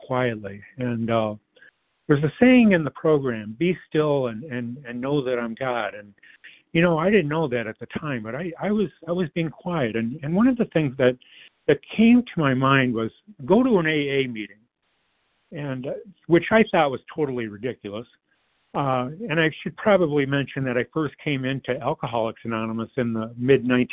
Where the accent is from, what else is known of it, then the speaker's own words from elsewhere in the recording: Detroit, Michigan, United States; I grew up in the Metro Detroit area